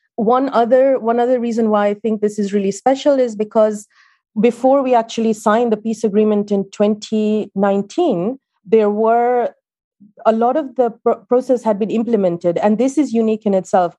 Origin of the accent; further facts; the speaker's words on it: Kenya; moved away; I'm Kenyan